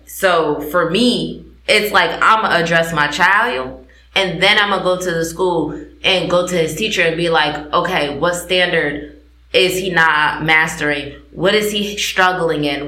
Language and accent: English; New Haven, Connecticut, United States; moved away; also born or lived in West Coast; I come from New Haven, Connecticut, Achievement First